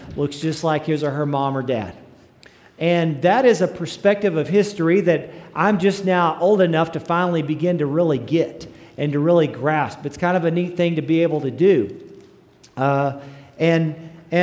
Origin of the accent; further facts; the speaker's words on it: Gruver, Texas, United States; moved away; my alma mater, the Mighty Groover Greyhounds